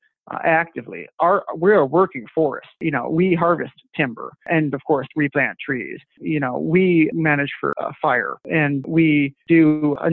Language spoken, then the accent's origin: English; Lansing, Michigan, United States; also born or lived in Washington, D.C. / Cadillac, Michigan; I grew up in Lansing, actually